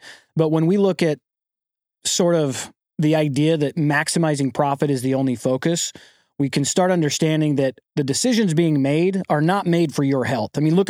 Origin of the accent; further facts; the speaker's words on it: St. George, Utah, United States; I grew up in Southern Utah, a place called St. George, and my family are five generations of ranchers.